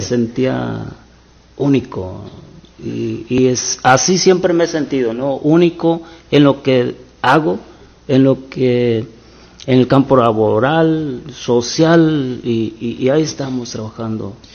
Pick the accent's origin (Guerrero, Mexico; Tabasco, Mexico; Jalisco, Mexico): Guerrero, Mexico; Buenavista de Allende; now in United States; Eh, soy de Guerrero, Guerrero, México. Guerrero, México. Se llama el pueblo Buenavista de Allende Guerrero.